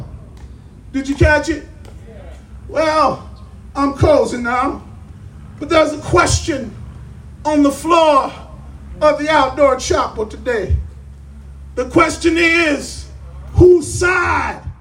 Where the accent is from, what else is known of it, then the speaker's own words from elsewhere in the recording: Los Angeles, California, United States; I was coming home from Henry Clay Junior High, the gangster's metropolis of South Central Los Angeles for middle schoolers